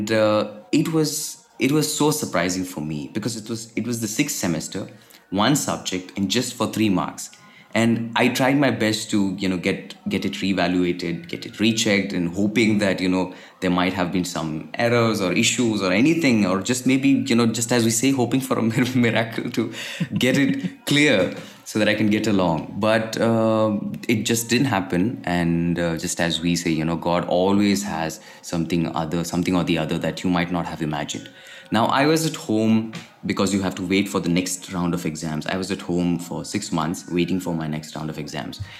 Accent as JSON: {"language": "English", "region": "Kerala", "country": "India", "said": "uh, I'm originally from Kerala, India."}